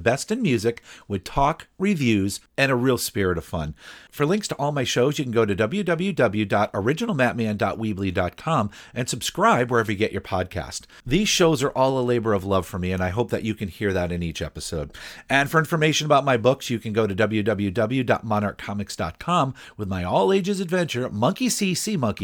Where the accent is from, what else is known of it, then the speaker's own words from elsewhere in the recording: Broad Brook, Connecticut, United States; Broadbrook, Connecticut, don't worry about it too much. Not only is it my hometown